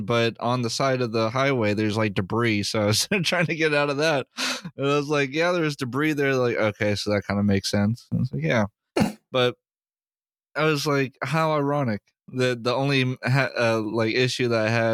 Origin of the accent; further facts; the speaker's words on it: Raleigh, North Carolina, United States; moved away; the hometown. Raleigh